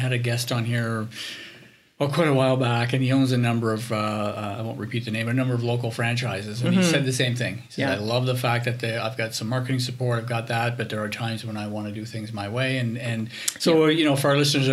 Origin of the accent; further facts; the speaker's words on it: Ottawa, Ontario, Canada; I'm born and raised in Ottawa